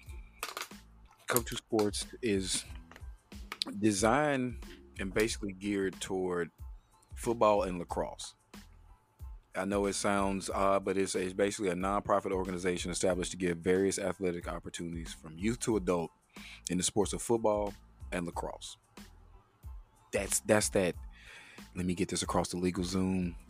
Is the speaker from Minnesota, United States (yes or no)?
no; Chattanooga, Tennessee, United States; one of my buddies I grew up with around the Chattanooga area